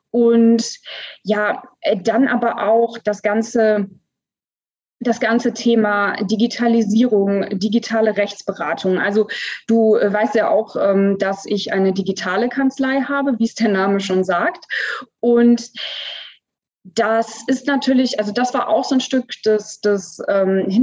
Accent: Namibia; ich bin aber als, als Säugling, also mit ja. ein paar Wochen dorthin. Genau, also ich kann mich quasi an, an keine Zeit vor Namibia erinnern, sozusagen, genau.

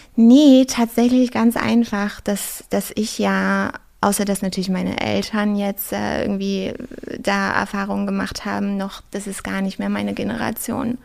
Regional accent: Brandenburg, Germany; now in Berlin, Germany; ich komme ja aus Brandenburg ursprünglich

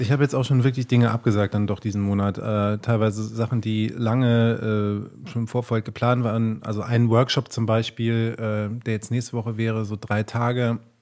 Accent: Rhineland-Palatinate, Germany; ich komme ja gebürtig aus Rheinland-Pfalz

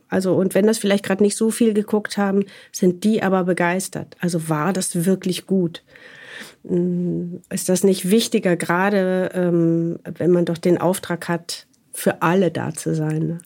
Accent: Wuppertal, North Rhine-Westphalia, Germany; moved away as an adult; also born or lived in Munich; komme ja sozusagen aufs, äh, vom Land sozusagen und bin geboren in Wuppertal

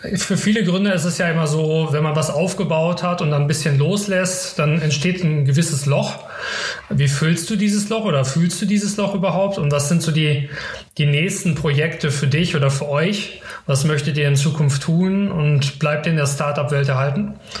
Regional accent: Karlsruhe, Baden-Württemberg, Germany; für mich als Karlsruher

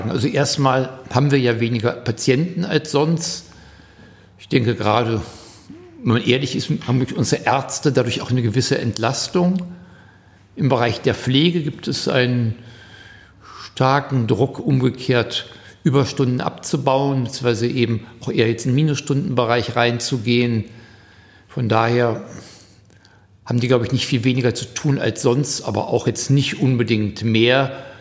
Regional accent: Hagen, North Rhine-Westphalia, Germany; Ja, ich komme aus Helfe, ökumenischem Gemeindezentrum. Hagen-Helfe, ja, genau.

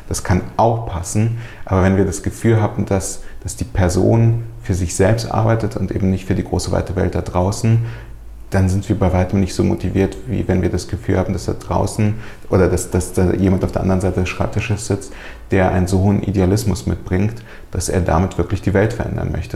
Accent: Germany; German is a second language; also born or lived in Soviet Union; ich bin mit fünf Jahren nach Deutschland gekommen mit äh, meiner Mutter und meinen Großeltern. Wir sind aus der Sowjetunion eingewandert

